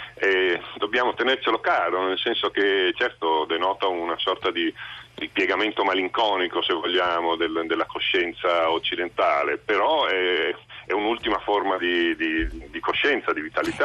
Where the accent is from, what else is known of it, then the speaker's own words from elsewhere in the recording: Venice, Veneto, Italy; io sono cresciuto a Venezia negli anni 70 e 80